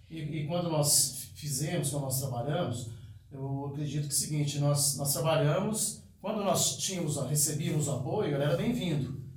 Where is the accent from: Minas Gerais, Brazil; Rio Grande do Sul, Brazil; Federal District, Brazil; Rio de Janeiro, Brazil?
Minas Gerais, Brazil; Formiga; nascido e criado em Formiga